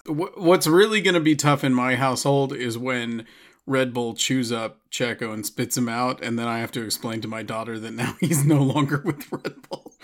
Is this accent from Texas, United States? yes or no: yes; Austin, Texas, United States; my hometown, they're gonna be in Austin again